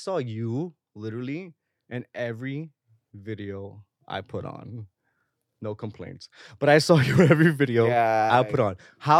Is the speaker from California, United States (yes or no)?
no; Connecticut, United States; I'm from Connecticut, so I get it.